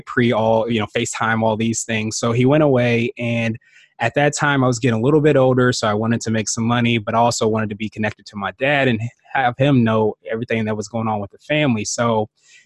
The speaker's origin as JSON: {"language": "English", "town": "Woodbridge", "region": "Virginia", "country": "United States", "tie": "born or raised there", "also_born_or_lived": "Washington, D.C. area", "said": "Grew up in Woodbridge, Virginia, which is probably about 45 minutes or so outside"}